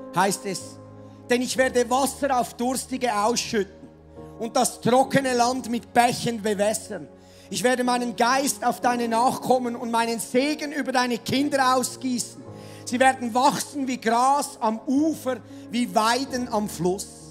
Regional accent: Switzerland; also born or lived in Mettmenstetten; Landwirtschaftsland ist sehr, sehr rar gesät bei uns in der Schweiz

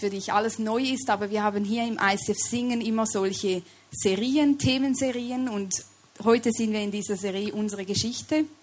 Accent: Switzerland; accent: Swiss; Ich komme aus der Schweiz, deshalb sorry, wenn ihr mich nicht immer versteht oder wenn ich meinen Schweizer Akzent hier etwas reinbringe.

